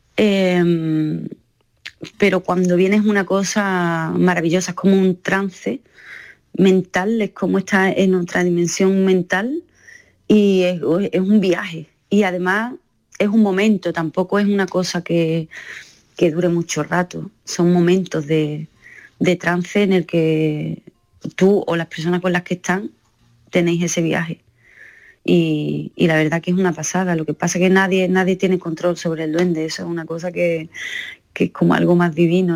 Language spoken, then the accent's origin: Spanish; Andalusia, Spain; also born or lived in Seville; la gente que somos de Andalucía